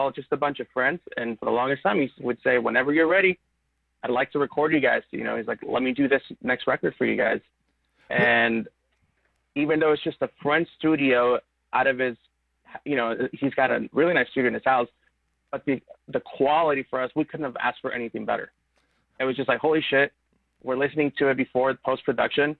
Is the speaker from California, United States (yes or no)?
yes; Palmdale, California, United States; I was originally from Palmdale